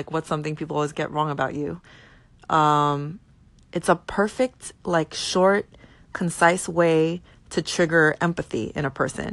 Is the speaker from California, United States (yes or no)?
no; New York, United States; I'm from New York